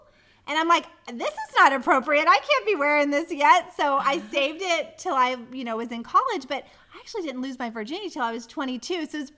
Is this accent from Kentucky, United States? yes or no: yes; Lexington, Kentucky, United States; now in Los Angeles, United States; I grew up in Lexington